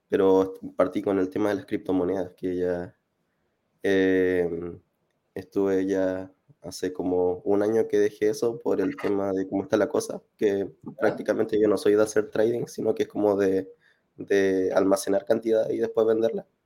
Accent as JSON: {"language": "Spanish", "town": "Concepción", "region": "Biobío", "country": "Chile", "lives_now": "Viña del Mar, Chile", "said": "eh, ahora estoy en Viña, soy de Conce, eh, tengo 28"}